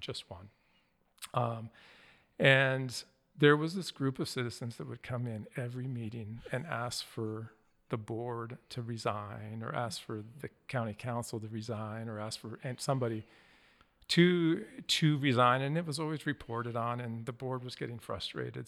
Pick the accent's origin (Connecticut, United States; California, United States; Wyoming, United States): Wyoming, United States; moved away; I grew up in Wyoming